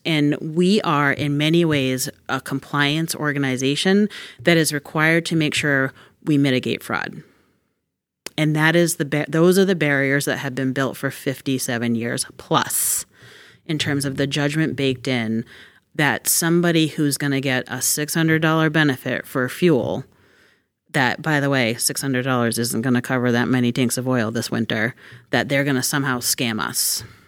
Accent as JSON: {"language": "English", "region": "Massachusetts", "country": "United States", "tie": "born or raised there", "said": "I'm excited that I get to do this work in my hometown, too."}